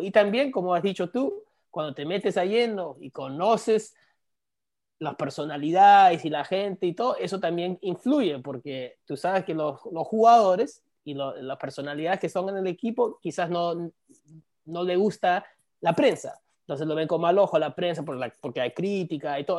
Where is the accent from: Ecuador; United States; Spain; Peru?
United States; South Florida; also born or lived in New Jersey / New York; yo soy de acá, soy de la Sur Florida, ah, me crié acá.